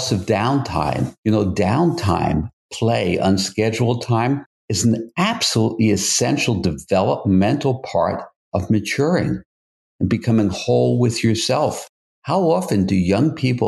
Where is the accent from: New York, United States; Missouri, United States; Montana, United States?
New York, United States; New York City; also born or lived in Brooklyn, New York / Manhattan, New York / Westchester County, New York / Westport, Connecticut; now in Hamptons, Long Island, United States; Then we moved to Queens, which at that time seemed very, very rural.